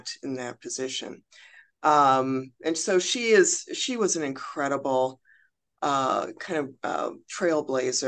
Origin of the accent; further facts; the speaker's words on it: Chicago, Illinois, United States; I'm from Chicago